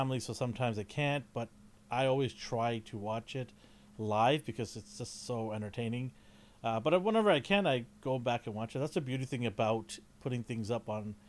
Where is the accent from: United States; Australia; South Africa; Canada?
Canada; I'm Canadian